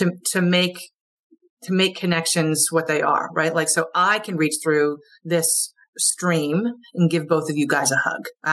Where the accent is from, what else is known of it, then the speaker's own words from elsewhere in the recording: Vermont, United States; moved away; also born or lived in Wilmington; I'm from Vermont originally. I'm more or less a Yankee up here